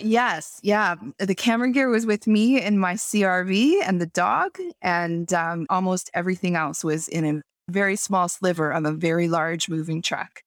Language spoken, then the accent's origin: English; Toronto, Ontario, Canada; moved away as an adult; now in Kelowna, Canada; I moved from Toronto where I was born and raised and lived, like, the first thirty-seven or thirty-eight years of my life